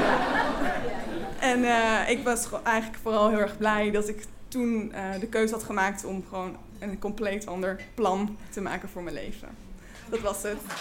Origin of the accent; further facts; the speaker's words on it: Flevoland, Netherlands; ik groeide op in Flevoland en had een hele fijne jeugd